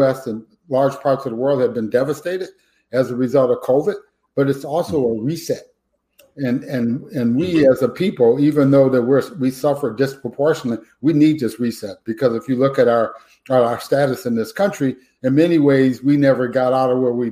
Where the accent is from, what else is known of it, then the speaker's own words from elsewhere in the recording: Detroit, Michigan, United States; I was born and raised in Detroit, Michigan